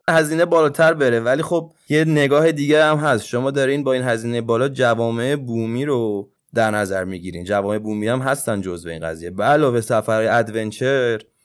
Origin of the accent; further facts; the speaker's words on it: Tehran, Tehran Province, Iran; اهل تهرانم